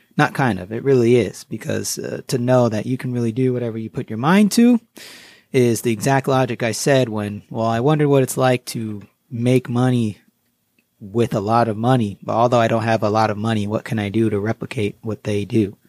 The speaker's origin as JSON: {"language": "English", "town": "Southbury", "region": "Connecticut", "country": "United States", "tie": "born or raised there", "also_born_or_lived": "Queens, New York", "said": "I grew up in South Barry, Connecticut."}